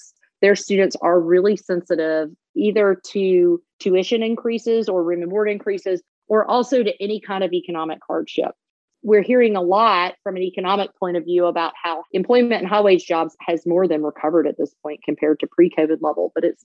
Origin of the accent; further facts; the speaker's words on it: Georgia, United States; now in Charlotte, United States; I grew up in Georgia